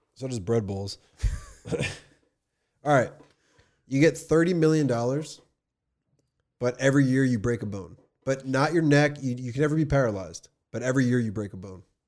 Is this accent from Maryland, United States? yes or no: no; New Jersey, United States; also born or lived in California; I was from New Jersey